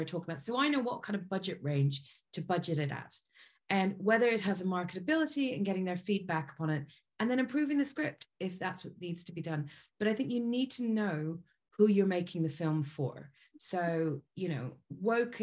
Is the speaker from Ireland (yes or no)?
yes; Ireland; also born or lived in Libya; being Irish